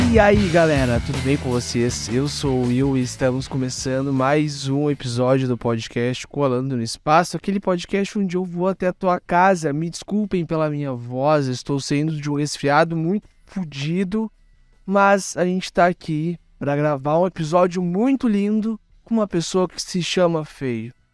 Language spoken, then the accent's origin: Portuguese; Porto Alegre, Rio Grande do Sul, Brazil; sou de Porto Alegre